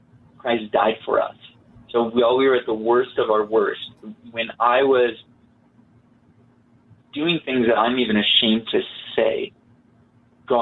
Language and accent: English; Utah, United States; I grew up in Utah and in the most religious county in the state.